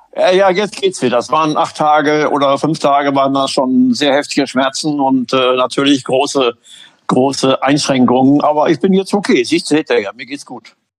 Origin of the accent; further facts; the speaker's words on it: Münster, North Rhine-Westphalia, Germany; also born or lived in Hamburg; Münster meine Heimatstadt ist